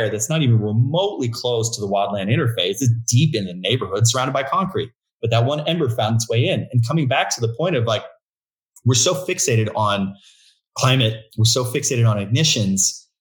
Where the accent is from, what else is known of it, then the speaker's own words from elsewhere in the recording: Agoura Hills, California, United States; also born or lived in Santa Barbara; we grew up in Agoura Hills, right on PCH.